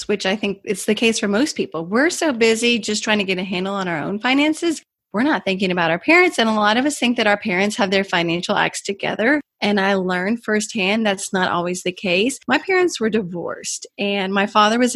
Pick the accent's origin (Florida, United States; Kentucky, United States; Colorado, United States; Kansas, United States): Kentucky, United States; moved away as an adult; also born or lived in Washington, D.C.; when I moved from Washington, D.C. back to my home state of Kentucky